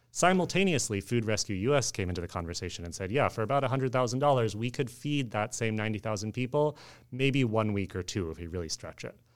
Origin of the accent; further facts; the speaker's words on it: Oakland, California, United States; I grew up in the Bay Area in Oakland